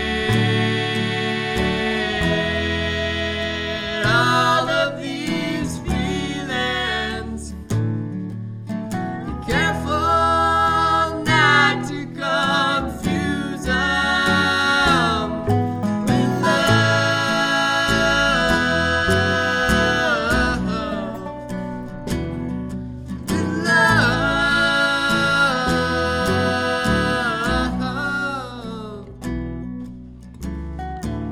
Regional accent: Columbia, Missouri, United States; from Columbia, Missouri

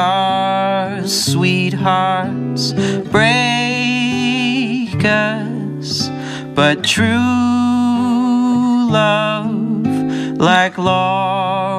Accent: Lancaster, Pennsylvania, United States; moved away as an adult; now in Boston, United States; I'm originally from Lancaster, Pennsylvania

